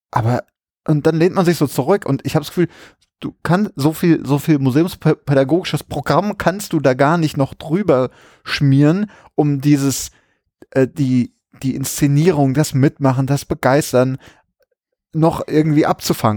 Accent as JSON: {"language": "German", "region": "Berlin", "country": "Germany", "said": "als Berliner"}